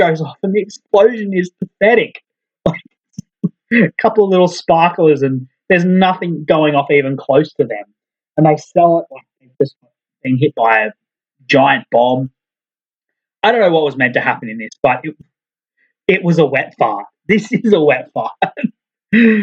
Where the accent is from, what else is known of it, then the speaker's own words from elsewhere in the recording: Australia; As an Aussie